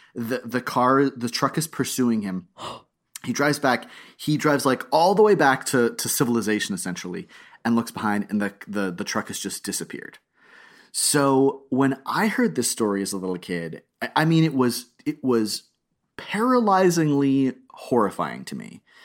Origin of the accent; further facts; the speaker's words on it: South Florida, United States; I'm from South Florida